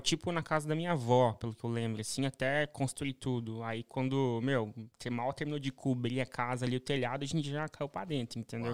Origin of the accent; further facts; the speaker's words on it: Curitiba, Paraná, Brazil; moved away as an adult; also born or lived in São Paulo; paranaense. Nasci em ah, Curitiba, no Paraná